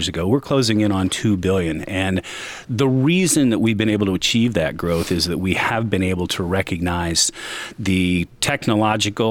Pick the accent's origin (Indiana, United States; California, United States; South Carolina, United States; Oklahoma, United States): Indiana, United States; Marion; also born or lived in Seattle; I grew up in Marion